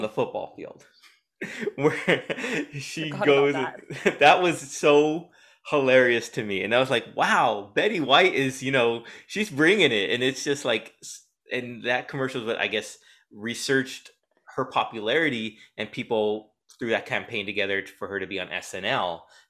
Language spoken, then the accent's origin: English; San Diego, California, United States; I grew up in San Diego, so I know what you mean.